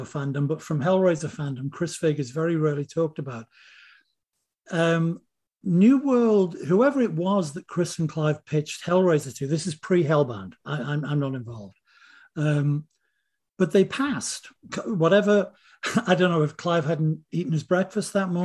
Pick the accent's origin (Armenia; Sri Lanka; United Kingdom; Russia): United Kingdom; Liverpool, North West England; moved away; We're all from Liverpool.